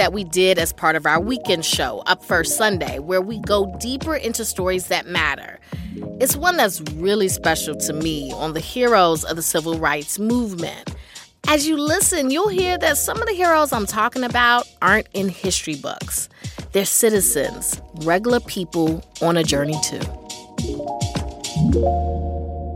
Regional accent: Durham, North Carolina, United States; I'm from the South, raised in Durham, North Carolina

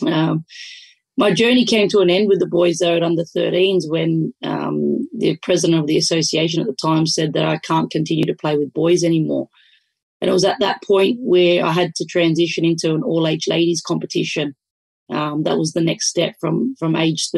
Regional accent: Sydney, New South Wales, Australia; with our Italian background and growing up in Western Sydney

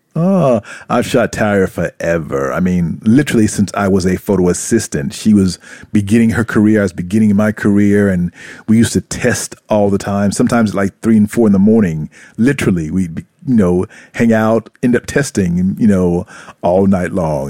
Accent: South Carolina, United States; moved away as an adult; also born or lived in Brooklyn, New York / Atlanta / New York City; now in Japan; when I was growing up in South Carolina

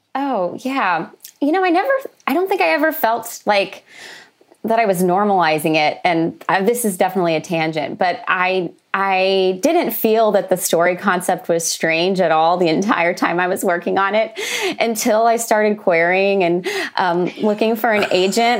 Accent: Oklahoma, United States; moved away; also born or lived in Los Angeles; I grew up in Oklahoma, which is a landlocked state

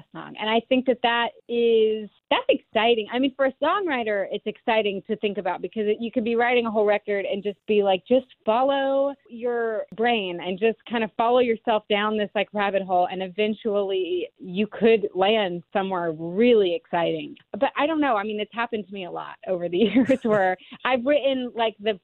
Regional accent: Alabama, United States; we both grew up in Alabama

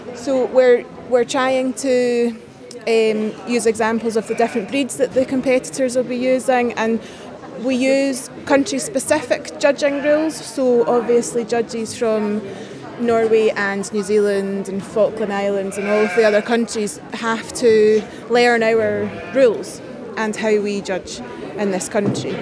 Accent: Scotland, United Kingdom; I've competed for a long time as a Scottish representative

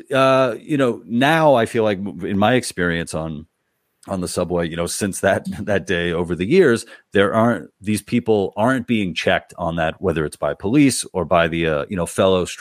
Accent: New York City, New York, United States; moved away; I'm from New York, originally born in Queens, went to college at NYU, lived in the city for most of my life

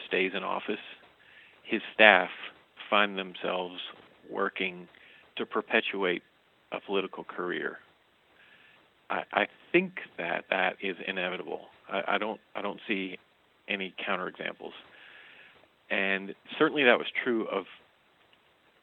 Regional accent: the South, United States; we were raised in the South

